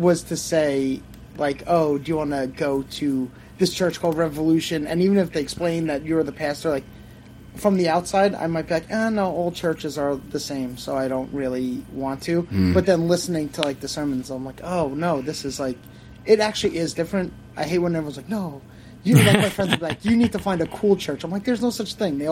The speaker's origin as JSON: {"language": "English", "area": "Long Island", "region": "New York", "country": "United States", "said": "I'm from Long Island"}